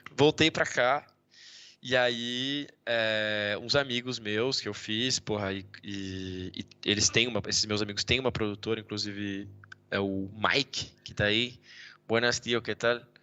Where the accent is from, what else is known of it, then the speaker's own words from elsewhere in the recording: Brazil; moved away as an adult; also born or lived in United States; now in Valladolid, Spain; eu sou do Brasil